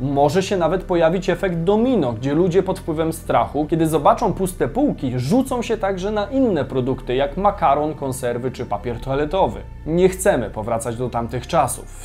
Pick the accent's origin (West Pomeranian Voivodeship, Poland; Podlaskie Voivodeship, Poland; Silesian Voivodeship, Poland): West Pomeranian Voivodeship, Poland; Koszalin; Tak jak mówię, ja jestem z Koszalina aż, nie?